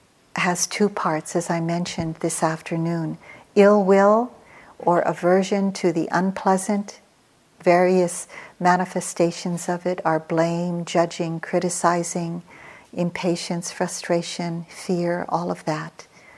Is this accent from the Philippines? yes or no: yes; Philippines; moved away as an adult; now in United States; I came to America with three small children as a single parent. I came from the Philippines.